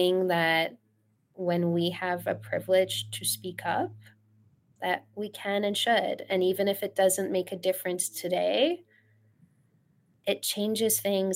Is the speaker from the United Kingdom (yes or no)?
no; Australia; moved away as an adult; also born or lived in Iran / Sydney, Australia; now in United States; I was in Sydney, Australia. I grew up in Australia. I was born in Iran, grew up in Australia, and moved to the U.S. Later in life